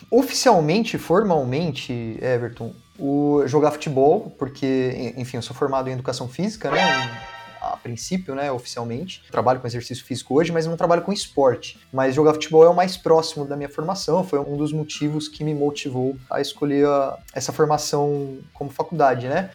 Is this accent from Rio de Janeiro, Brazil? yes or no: no; Campinas, São Paulo, Brazil; aqui por Campinas, eu sou de Campinas